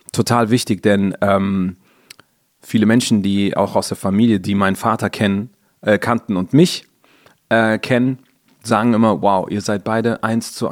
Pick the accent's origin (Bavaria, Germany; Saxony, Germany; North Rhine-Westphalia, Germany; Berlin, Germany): North Rhine-Westphalia, Germany; Cologne; in der Etzelstraße, genau. Da sind wir groß geworden.